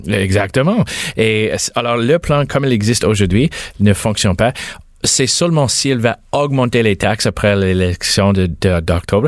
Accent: Mississauga, Ontario, Canada; je viens de Mississauga. Euh, ma famille vient de Mississauga.

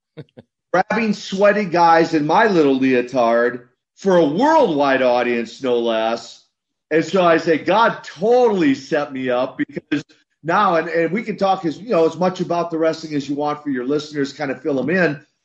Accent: Minnesota, United States; grew up in, in Minnesota

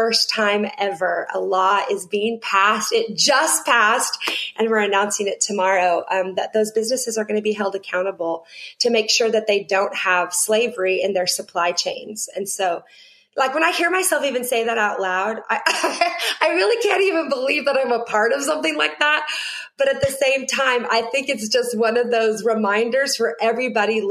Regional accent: Seattle, Washington, United States; now in Nashville, United States; I was born and raised in Seattle, Washington

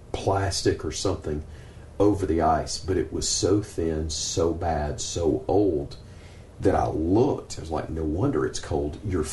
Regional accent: Birmingham, Alabama, United States; It's what I grew up going to in Birmingham in the late 70s

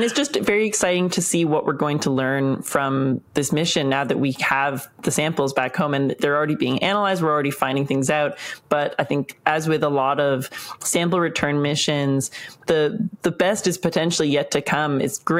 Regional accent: Canada; I'm Canadian. We have a Canadian astronaut going on the Artemis II mission.

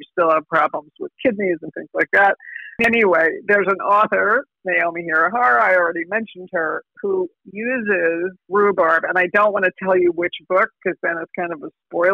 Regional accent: New Jersey, United States; I'm from New Jersey

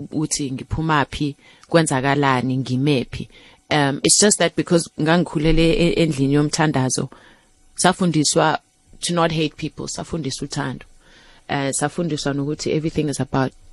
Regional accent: Soweto, Gauteng, South Africa; ngakhula around the corner from u, u Azania

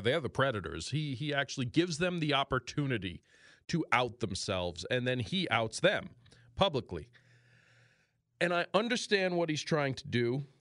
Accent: New York, United States; moved away as an adult; this is my home state, but New York

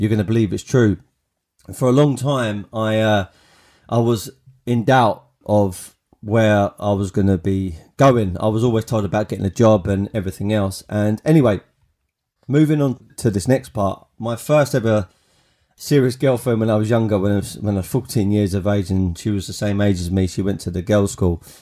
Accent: Kent, South East England, United Kingdom; When I was at school, I went to a school in, uh, in Kent, uh, uh, a school called Langley Park

